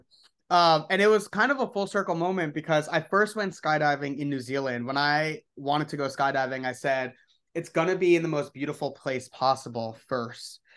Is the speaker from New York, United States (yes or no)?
yes; New York City, New York, United States; I grew up in the Upper East Side in Manhattan.